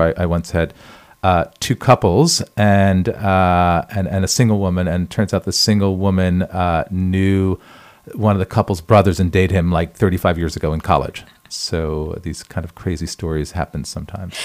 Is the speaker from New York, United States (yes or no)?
yes; New York, United States; moved away as an adult; now in Paris, France; I'm originally from New York, born and raised New Yorker, and I moved to Paris in 2005.